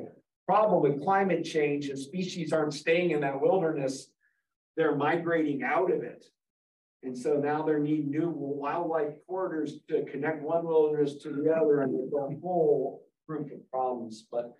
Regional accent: Ohio, United States; growing up in Ohio along the Maumee River, my mom used to yell at me, you can't eat that bass fish you caught.

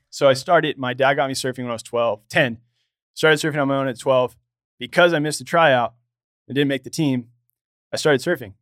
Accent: Los Angeles, California, United States; I grew up here in Los Angeles.

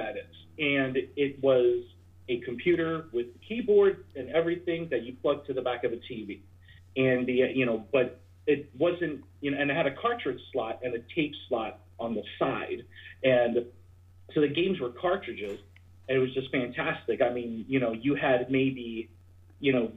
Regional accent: New Jersey, United States; I'm from New Jersey.

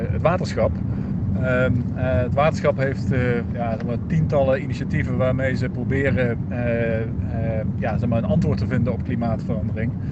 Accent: Zeeland, Netherlands; Als wij als Zeeuwen niet het, het allerbeste voorbeeld geven wat je kunt bedenken.

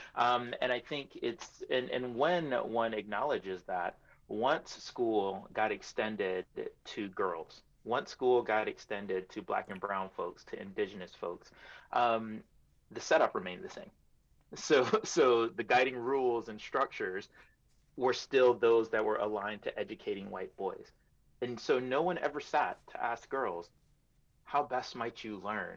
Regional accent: New York City, New York, United States; also born or lived in Iowa; I am a New Yorker through and through

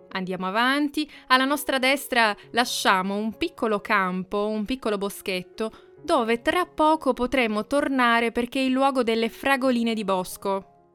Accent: Piedmont, Italy; now in Assisi, Italy; vicino alla casa in cui sono cresciuta, quindi torniamo in Piemonte oggi

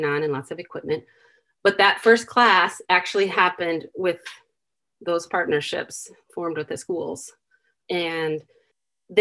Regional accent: Vincent, Iowa, United States; moved away; also born or lived in Mexico City, Mexico; I grew up in Vincent, Iowa.

